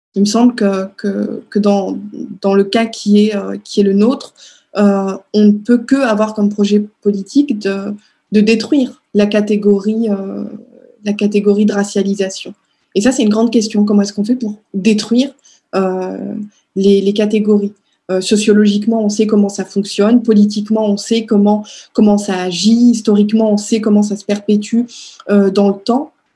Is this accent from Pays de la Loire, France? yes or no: no; Strasbourg, Grand Est, France; born or raised there; moved away as an adult; now in Paris, France